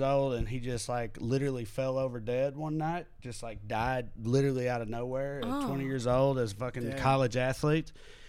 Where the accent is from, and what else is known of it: the South, United States; born or raised there; moved away as an adult